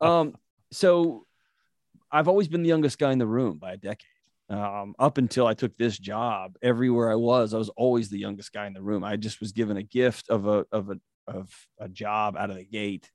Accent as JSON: {"language": "English", "town": "Houston", "region": "Texas", "country": "United States", "tie": "born or raised there", "said": "I was born and raised in Houston, Texas"}